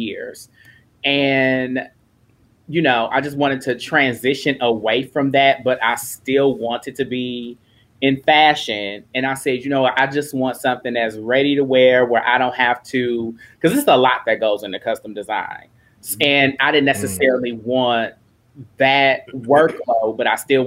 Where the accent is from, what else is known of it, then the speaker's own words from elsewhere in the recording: Milwaukee, Wisconsin, United States; I'm born and raised in Milwaukee, Wisconsin